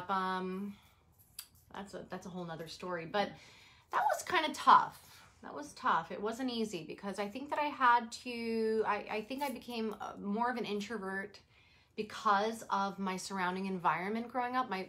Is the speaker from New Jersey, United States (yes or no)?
no; New York City, New York, United States; we grew up in the Bronx